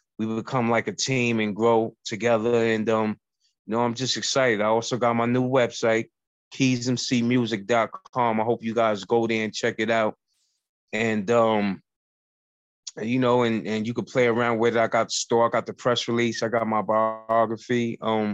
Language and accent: English; New York City, New York, United States; also born or lived in Bronx, New York; I'm from the Bronx, but I was raised in Harlem. And I also was born in Harlem